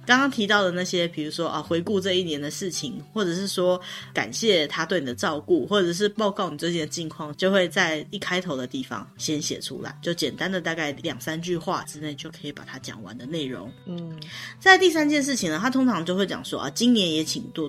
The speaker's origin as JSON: {"language": "Chinese", "country": "Taiwan", "said": "我们台湾人不是很常会觉得说喜帖就像红色炸弹一样"}